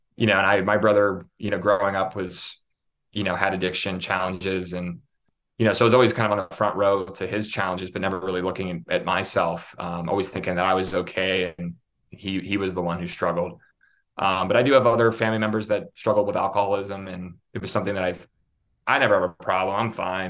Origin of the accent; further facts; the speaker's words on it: Pittsburgh, Pennsylvania, United States; moved away as an adult; also born or lived in Syracuse, New York / Los Angeles / New York City; I grew up in Pittsburgh, Pennsylvania